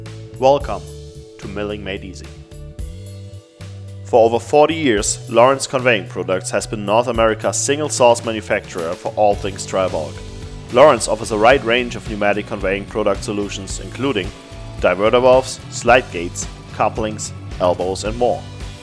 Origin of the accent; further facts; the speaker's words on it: Germany; moved away as an adult; also born or lived in Africa; I came from a small town in Germany, and it was It was scary somewhat, you know, moving to Africa for a while, but coming over here definitely changed my life.